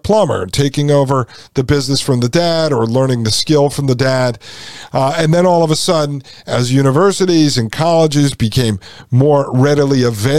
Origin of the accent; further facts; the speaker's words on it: outside of New Haven, Connecticut, United States; I grew up outside of New Haven, Connecticut.